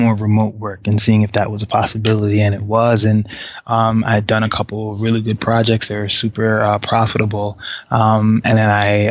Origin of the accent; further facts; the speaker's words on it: New York City, New York, United States; also born or lived in Haiti; originally I was born in Haiti. I moved here when I was really, really young. Just got to, you know, experience the whole of the city. So I could say that I'm a New York native for sure.